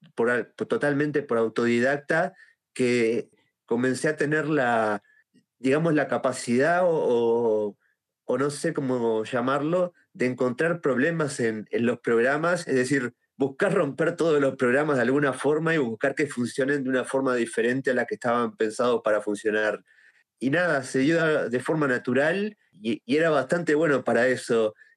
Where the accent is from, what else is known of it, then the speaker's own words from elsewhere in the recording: Uruguay; soy de Uruguay